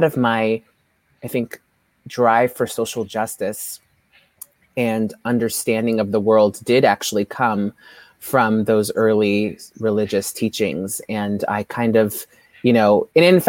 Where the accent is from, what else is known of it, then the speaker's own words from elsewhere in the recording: San Francisco, California, United States; I grew up here in San Francisco, and my parents are from Ethiopia